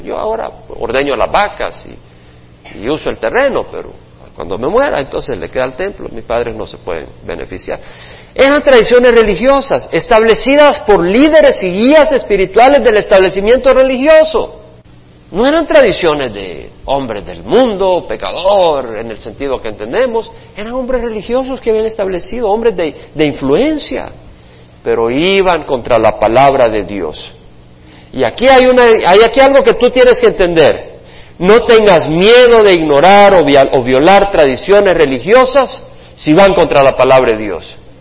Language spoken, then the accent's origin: Spanish; El Salvador; yo también soy salvadoreño